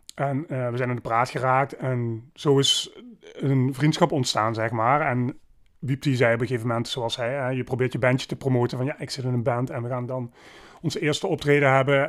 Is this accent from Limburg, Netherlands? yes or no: yes; Maastricht, Limburg, Netherlands; In Maastricht. Ehm, ben hier geboren en getogen